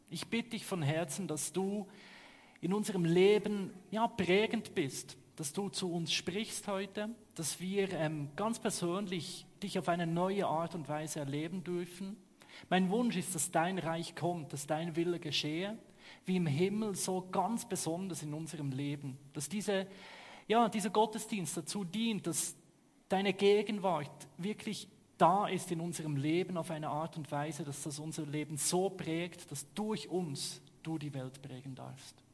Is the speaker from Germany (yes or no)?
no; Switzerland; Ich komme aus der Schweiz, hört man, ne? Ich gebe mir Mühe, irgendwo dann im guten Hochdeutsch zu sprechen.